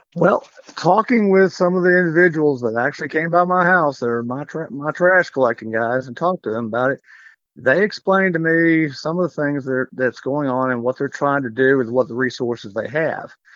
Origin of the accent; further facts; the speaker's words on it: Canyon, Texas, United States; also born or lived in Amarillo, Texas; I grew up in Canyon